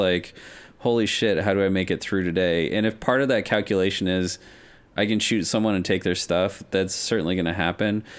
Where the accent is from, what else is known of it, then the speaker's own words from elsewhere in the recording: Denver, Colorado, United States; having grown up in the West, I'm from Denver